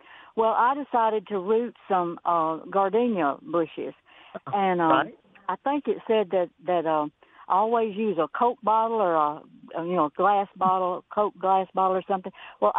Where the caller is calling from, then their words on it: Boonville, Mississippi, United States; Hey, I'm in Boonville.